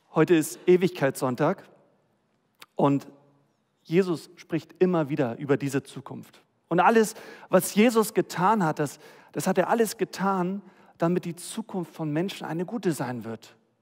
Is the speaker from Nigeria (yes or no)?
no; Germany; wir als Deutsche